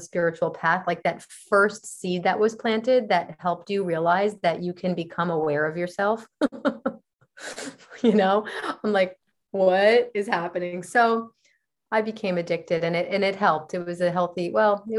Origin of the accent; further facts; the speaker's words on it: New Jersey, United States; also born or lived in Costa Rica; now in Los Angeles, United States; I'm originally from New Jersey on the East Coast of the United States